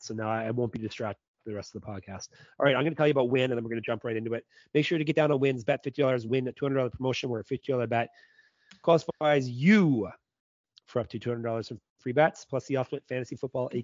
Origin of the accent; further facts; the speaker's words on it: Canada; I'm a Canadian